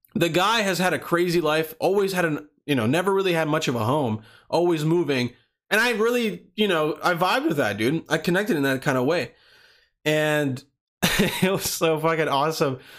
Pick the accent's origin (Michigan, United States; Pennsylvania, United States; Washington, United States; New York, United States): Pennsylvania, United States; I was growing up in Pennsylvania